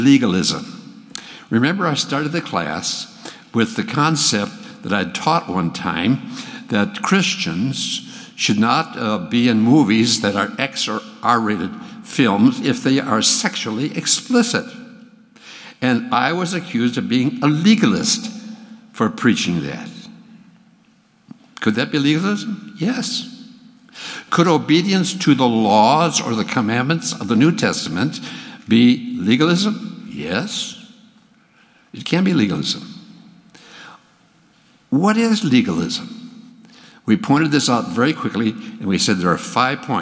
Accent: Minnesota, United States; now in Texas, United States; I grew up in Minnesota. And in 1951, Max and I moved down to Texas

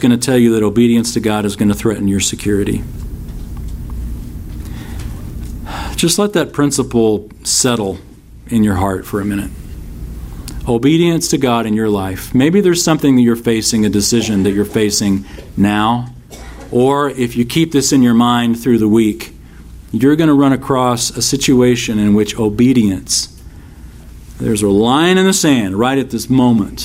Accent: United States; American Christians living here

